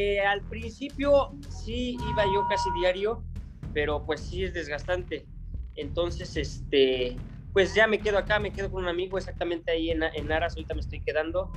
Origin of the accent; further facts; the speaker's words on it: Mancuernas, Puebla, Mexico; mi pueblito está al noreste del estado de Puebla. Se llama Mancuernas, es un pueblo muy chiquito